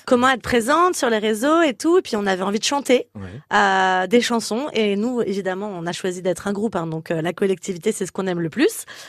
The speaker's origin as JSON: {"language": "French", "region": "Corsica", "country": "France", "moved": "yes", "said": "mon île que j'aime tant"}